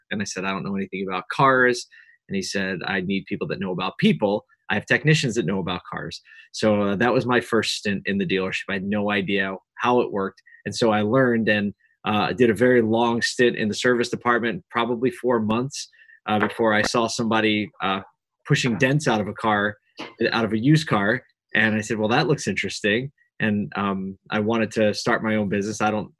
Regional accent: Philadelphia, Pennsylvania, United States; moved away as an adult; also born or lived in Syracuse, New York; I moved to Syracuse, upstate New York, born and bred in Philadelphia, Pennsylvania

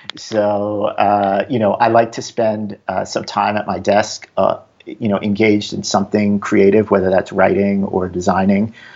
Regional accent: New York, United States; now in Bay Area, United States; I'm a New Yorker

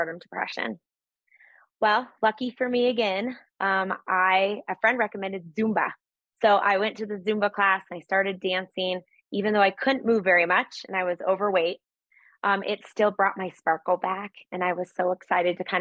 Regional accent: Littleton, Colorado, United States; I grew up in Littleton, Colorado. So I'm a Colorado native

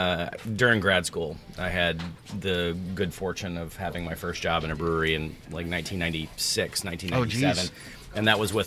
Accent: Southern United States, United States; We're both from the South, so we were like, let's play on a Southern term and call it Tarnation.

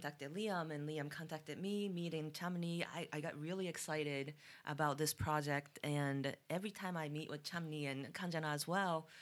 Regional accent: Japan; moved away; I'm originally from Japan

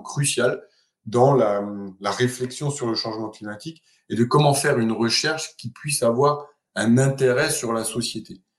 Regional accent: Alsace, Grand Est, France; moved away as an adult; also born or lived in Marseille; J'ai commencé mes études à l'université de Strasbourg, puisque je suis né en Alsace

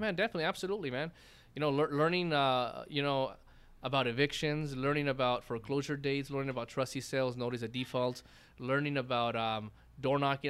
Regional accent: San Bernardino, California, United States; we grew up on, like, sixth and, sixth and Mount Vernon

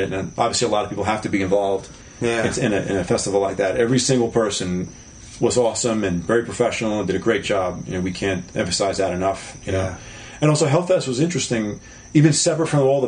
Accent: New York, United States; also born or lived in Long Island; we're from New York

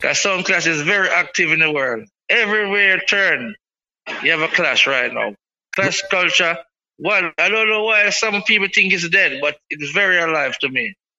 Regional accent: Kingston, Jamaica; I'm from Seaview Garden. Lanspen in Kingston

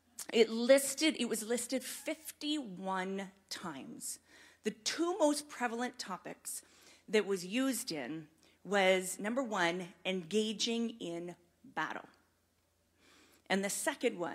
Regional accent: Mount Forest, Ontario, Canada; I grew up in Mount Forest, this little wee town

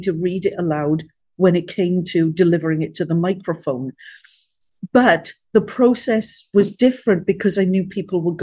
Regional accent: Wales, United Kingdom; being a Welsh girl

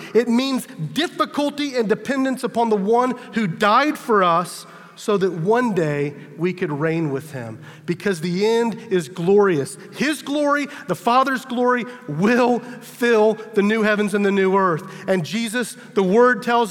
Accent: United States; as an American

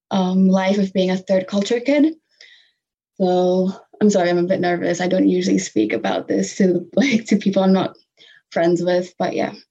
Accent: Singapore; also born or lived in Malaysia; growing up in Singapore and Malaysia, there was a celebration of diversity

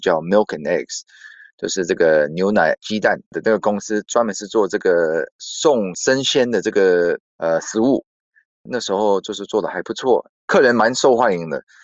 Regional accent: United States; moved away as an adult; now in Taiwan; 我是美国出生长大的

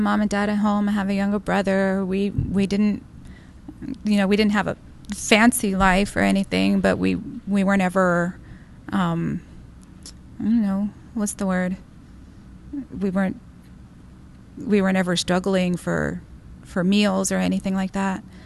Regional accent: Del Rio, Texas, United States; I was born in Del Rio, Texas, on the border

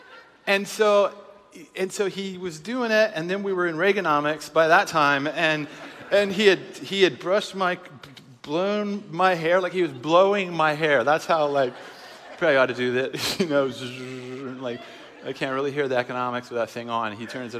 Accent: Seattle, Washington, United States; we're from Seattle. It's a progressive city.

